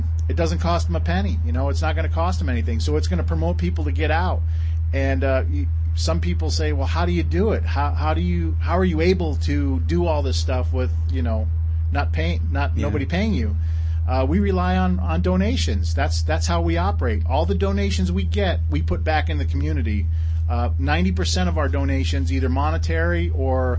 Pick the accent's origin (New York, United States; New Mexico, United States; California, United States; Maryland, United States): New York, United States; moved away; I wasn't brought up here. I was brought up in New York State